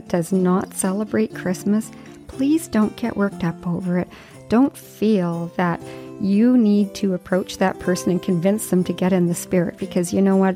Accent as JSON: {"language": "English", "region": "Yukon", "country": "Canada", "tie": "born or raised there", "said": "when I was a child and I was growing up in the Yukon"}